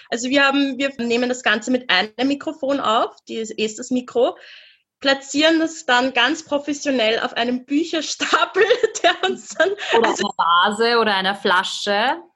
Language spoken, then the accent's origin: German; Vienna, Austria; Wir beide, wir sind in Wien aufgewachsen, also du auch in Budapest, aber wir sind in Wien aufgewachsen.